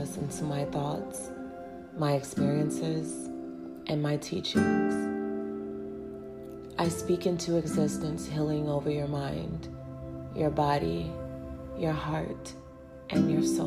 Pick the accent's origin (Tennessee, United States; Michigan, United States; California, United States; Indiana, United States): Indiana, United States; Merrillville; moved away as an adult; also born or lived in Gary, Indiana / New York / Texas; now in Georgia, United States; I grew up in Gary, Indiana and moved to Maryville, Indiana when I was around age 9.